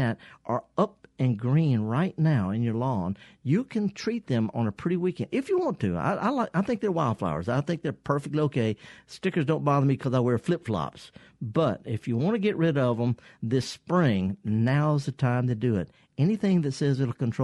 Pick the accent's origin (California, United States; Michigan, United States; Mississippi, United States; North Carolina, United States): Mississippi, United States; the Mississippi Delta, United States; I'm from the Delta, by the way. I'm born and raised